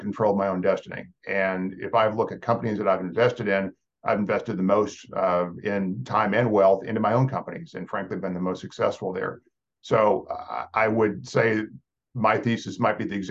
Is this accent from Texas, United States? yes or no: yes; Texas, United States; moved away as an adult; I'm from Texas, but I'm not a Texan